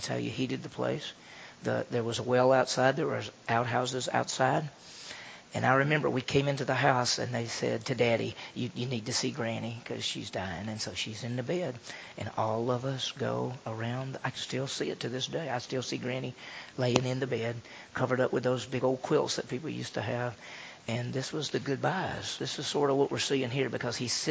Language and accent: English; Mississippi, United States; moved away; also born or lived in Oklahoma; that's why I grew up in Mississippi